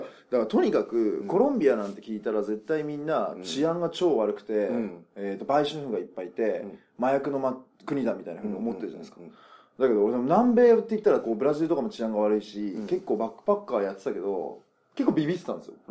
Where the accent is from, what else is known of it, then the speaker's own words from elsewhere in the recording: Nagasaki, Japan; 僕長崎生まれなんですけど